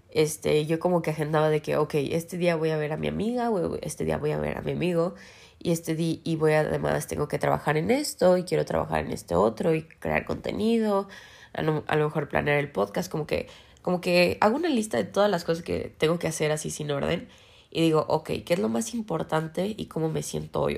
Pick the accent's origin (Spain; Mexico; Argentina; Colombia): Mexico; porque somos mexicanos